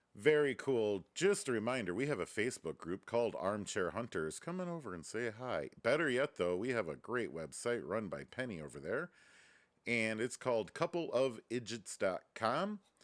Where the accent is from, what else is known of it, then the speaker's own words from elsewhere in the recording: Reedsburg, Wisconsin, United States; moved away; my hometown